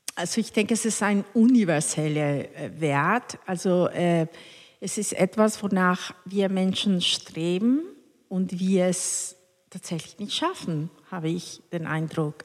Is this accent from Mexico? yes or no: yes; Cuernavaca, Morelos, Mexico; born or raised there; German is a second language; moved away as an adult; also born or lived in Mexico City / Hannover; now in Hamburg, Germany